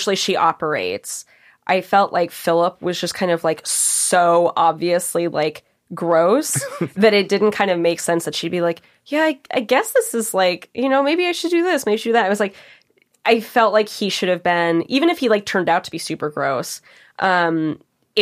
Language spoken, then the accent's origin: English; Seattle, Washington, United States; I grew up in Seattle, which was a very popular area for a lot of Vietnamese refugees